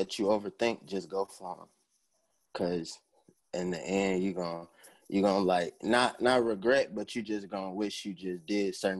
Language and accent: English; East Chicago, Indiana, United States; now in Las Vegas, United States; I'm from East Chicago, Indiana, originally from, you know, the harbor